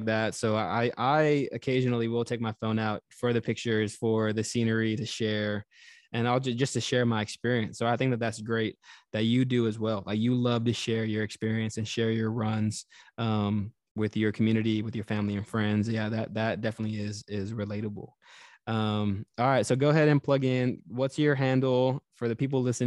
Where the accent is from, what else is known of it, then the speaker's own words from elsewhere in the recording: Texas, United States; now in New York, United States; my past life in the South, like growing up in Texas